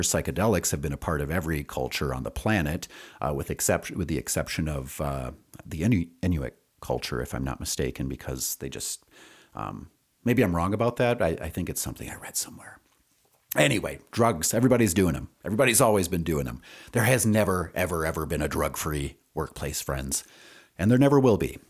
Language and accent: English; Wisconsin, United States; moved away as an adult; also born or lived in Madison, Wisconsin / Rio Rancho, New Mexico; now in Albuquerque, United States; I'm originally from Wisconsin